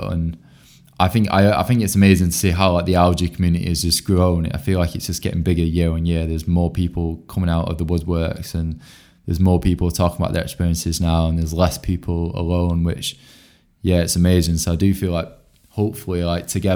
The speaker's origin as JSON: {"language": "English", "town": "Bolton", "region": "North West England", "country": "United Kingdom", "said": "I'm originally from Bolton"}